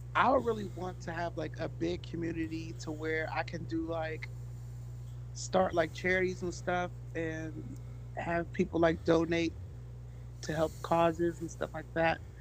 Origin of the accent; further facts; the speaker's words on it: Pittsburgh, Pennsylvania, United States; I'm from Pittsburgh, Pennsylvania